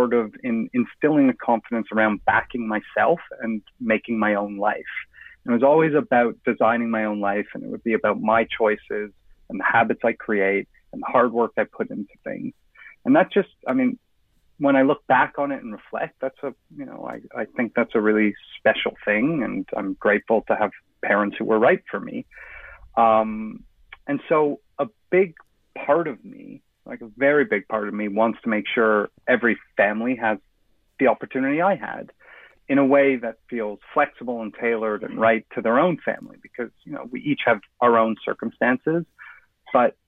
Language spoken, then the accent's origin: English; Toronto, Ontario, Canada; moved away as an adult; also born or lived in Johannesburg, South Africa / London, England; I grew up in Toronto